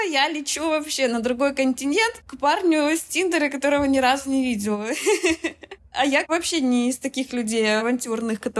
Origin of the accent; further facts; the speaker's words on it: Russia; also born or lived in Kazakhstan; now in United States; Родилась в Казахстане, э, в России, переехала в три годика. На Урале пожила, в Самарской области пожила, и большую часть времени я прожила в Москве.